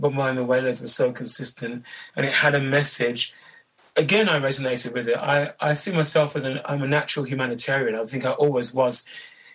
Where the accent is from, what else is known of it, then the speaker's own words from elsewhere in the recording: London, United Kingdom; Born and raised in London